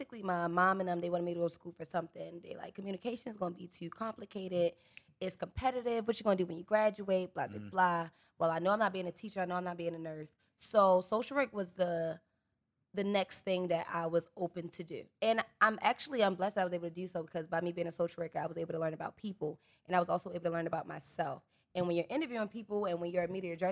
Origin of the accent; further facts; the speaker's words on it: Baltimore, Maryland, United States; I'm from Baltimore, but I've literally lived on the east. I've lived over west. I've always went to county schools